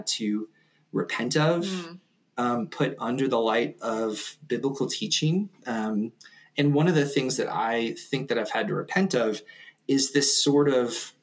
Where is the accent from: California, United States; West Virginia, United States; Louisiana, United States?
West Virginia, United States; now in Denver, United States; I grew up in West Virginia, and I had a super sort of like fairly sheltered childhood